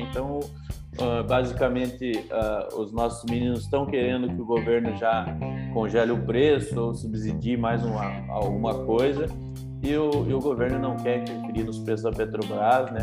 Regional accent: Brazil; a gente, enquanto brasileiros

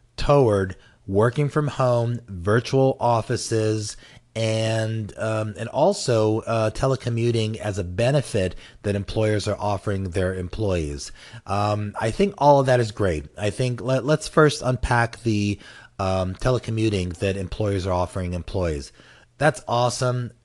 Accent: United States; the United States, of course, because I'm American and I was born here

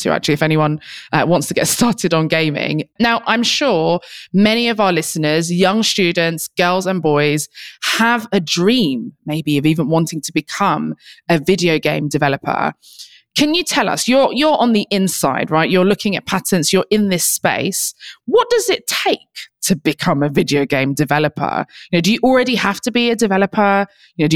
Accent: United Kingdom; I am a British social entrepreneur and computer scientist

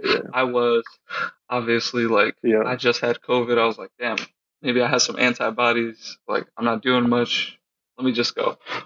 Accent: Colorado, United States; moved away; also born or lived in New York / Long Beach / Palm Springs; I'm originally from Colorado, so I'm used to a different landscape.

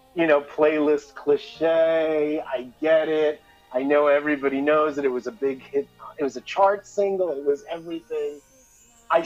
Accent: Elizabeth, New Jersey, United States; I was old enough to go to downtown Elizabeth, my hometown

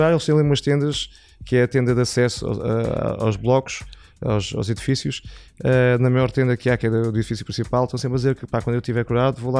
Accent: Setúbal, Portugal; Setúbal, sou

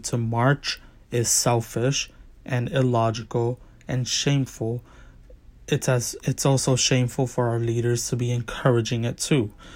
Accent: New York, United States; as a New Yorker

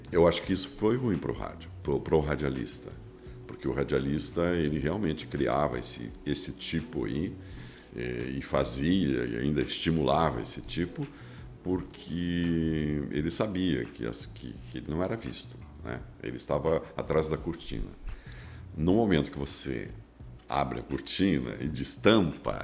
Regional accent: Rio Grande do Sul, Brazil; Eu sou, sou gaúcho e sou bairrista

